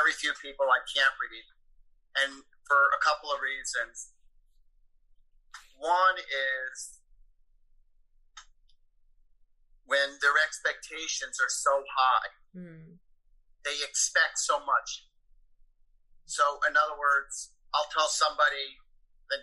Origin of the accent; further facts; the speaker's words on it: Woodbridge, New Jersey, United States; I grew up in Woodbridge, New Jersey.